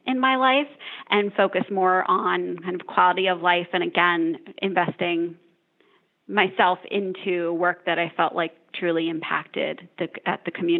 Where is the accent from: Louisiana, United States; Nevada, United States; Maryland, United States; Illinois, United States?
Maryland, United States; Kent Island; I grew up on the beautiful Eastern Shore of Maryland on Kent Island